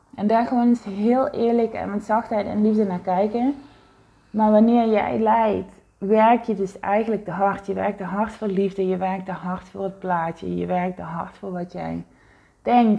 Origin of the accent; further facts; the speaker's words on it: South Limburg, Netherlands; moved away as an adult; now in Heiloo, Netherlands; waar ik het grootste gedeelte van mijn leven eh, gewoond heb, waar ik opgegroeid ben als kind